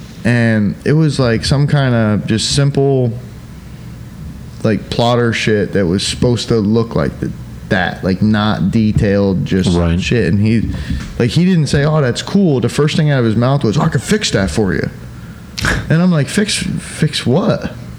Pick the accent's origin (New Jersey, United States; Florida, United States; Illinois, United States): Florida, United States; Polk County; born or raised there; moved away